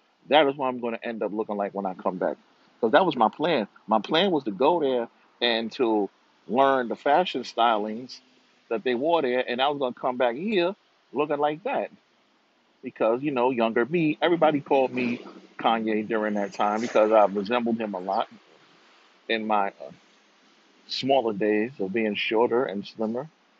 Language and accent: English; Rio de Janeiro, Brazil; born there; moved away; Mind you, I was born in Rio.